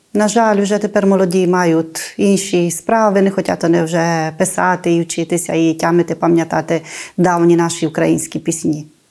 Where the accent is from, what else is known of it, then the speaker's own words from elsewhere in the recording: Ruscova, Maramureș County, Romania; Це моє рідне село